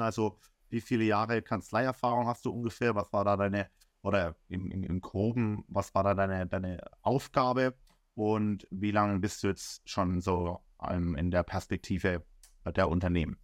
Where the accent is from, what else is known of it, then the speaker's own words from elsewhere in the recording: Bamberg, Bavaria, Germany; moved away as an adult; also born or lived in Heidenheim / Augsburg; now in Berlin, Germany; ich komme ja aus dem Frankenland, aus dem äh, kleinen Süßen Bamberg